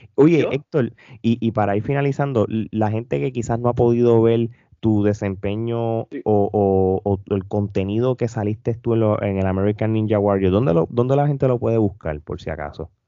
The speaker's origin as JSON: {"language": "Spanish", "country": "Puerto Rico", "said": "nosotros como boricua"}